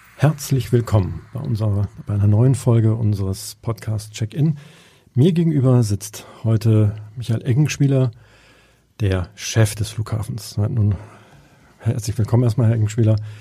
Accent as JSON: {"language": "German", "region": "Hamburg", "country": "Germany", "said": "als Hamburger"}